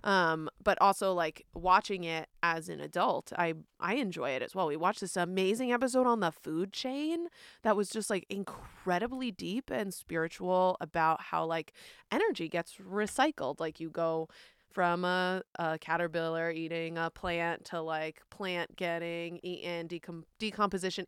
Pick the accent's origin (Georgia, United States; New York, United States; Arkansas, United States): New York, United States; moved away; I'm from New York, where there are tolls everywhere